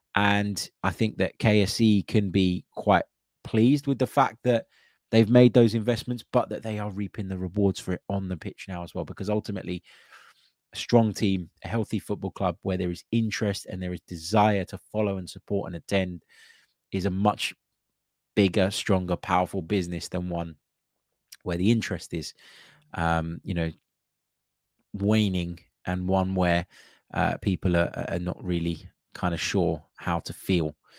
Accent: London, United Kingdom; growing up in London

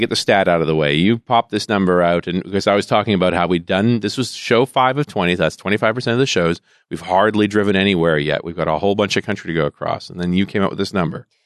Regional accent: the West, United States; I'm from the West

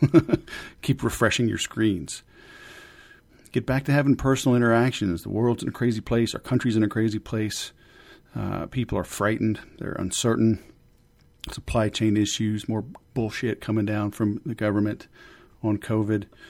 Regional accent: Louisiana, United States; I'm from Louisiana.

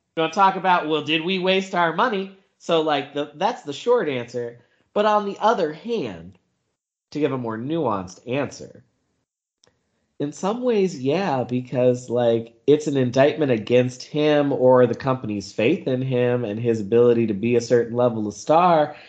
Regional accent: the Carolinas, United States; I grew up in the Carolinas

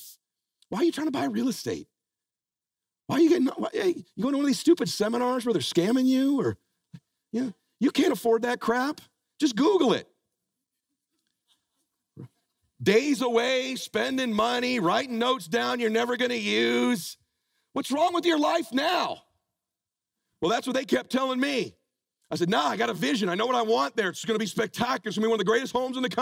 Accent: Pomona, California, United States; now in Laguna Beach, United States; I met my wife, we grew up in Pomona

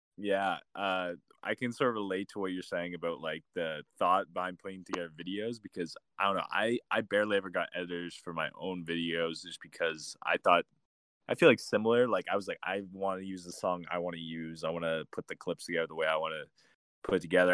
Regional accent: Canada; we're from Canada

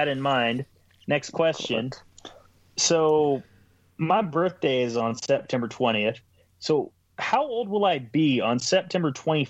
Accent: United States; accent: southern; I'm American.

